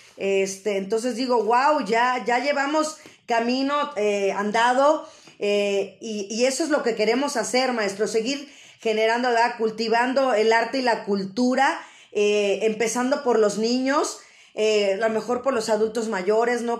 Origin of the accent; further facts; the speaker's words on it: Mexico; siendo nosotros mexicanos